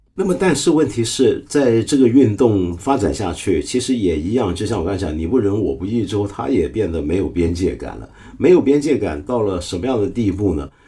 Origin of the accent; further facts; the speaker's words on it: China; 我们中国人